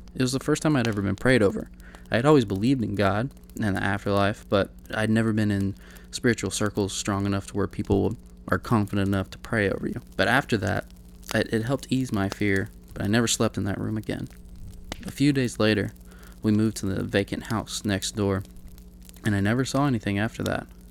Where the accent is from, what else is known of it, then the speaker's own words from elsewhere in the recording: Kentucky, United States; moved away as an adult; also born or lived in Pikeville, Kentucky; now in Sacramento, United States; My home state is Kentucky